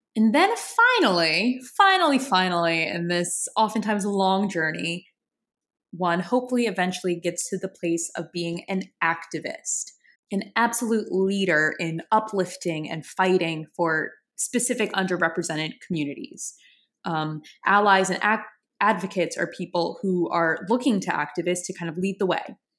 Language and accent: English; New Orleans, Louisiana, United States; I'm from New Orleans. I'm from a very creative city. Have always had a creative kind of upbringing.